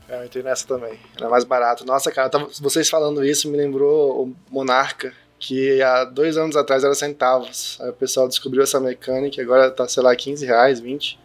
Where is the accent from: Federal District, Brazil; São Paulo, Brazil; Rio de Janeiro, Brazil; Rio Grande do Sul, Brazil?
Federal District, Brazil; Brasília; sou de Brasília